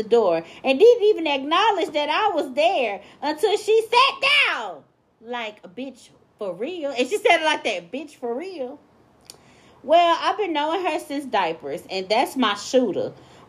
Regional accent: Santa Barbara, California, United States; So let me start off by saying I'm from Santa Barbara, California. And I'm 19 years young.

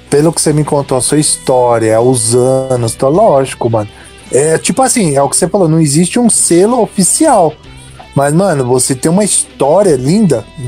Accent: São Caetano do Sul, São Paulo, Brazil; eu sou de São Caetano

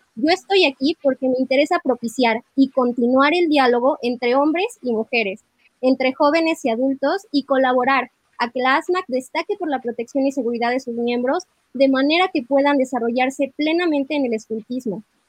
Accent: Mexico City, Mexico; soy de la Ciudad de México

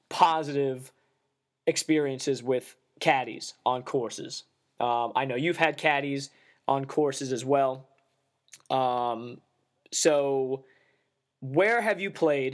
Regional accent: Long Island, New York, United States; growing up on Long Island

